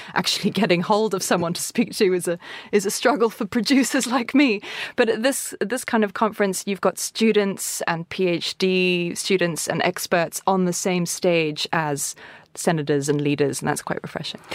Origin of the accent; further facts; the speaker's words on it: Cape Town, Western Cape, South Africa; I'm from Cape Town